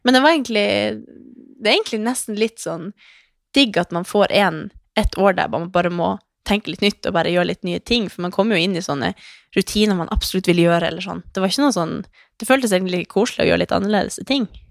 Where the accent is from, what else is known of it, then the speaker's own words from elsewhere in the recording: Northern Norway, Norway; now in Oslo, Norway; vi var hjemme i Nord-Norge